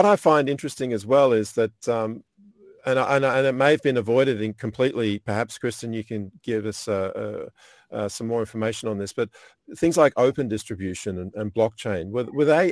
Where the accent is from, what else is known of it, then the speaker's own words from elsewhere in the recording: Australia; from Radisson Blu in Australia. So my hometown or my country.